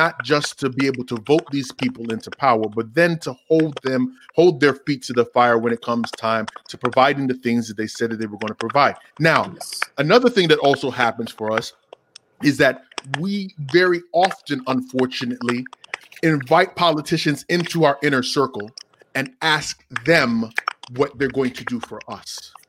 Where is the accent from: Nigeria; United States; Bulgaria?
Nigeria; Yeah, you're from Cameroon and he's from Ghana and I'm from Nigeria, but it's that African continent and the imperialism that we faced that unifies us when we come to this country